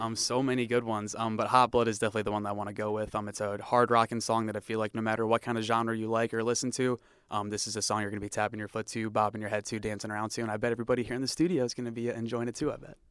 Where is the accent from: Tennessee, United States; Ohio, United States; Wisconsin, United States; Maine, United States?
Ohio, United States; Cleveland; moved away; my hometown of Cleveland, Ohio